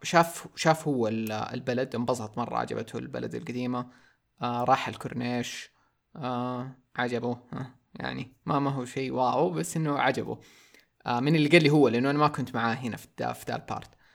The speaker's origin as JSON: {"language": "Arabic", "country": "Saudi Arabia", "also_born_or_lived": "Taif", "said": "عندنا في السعوديه"}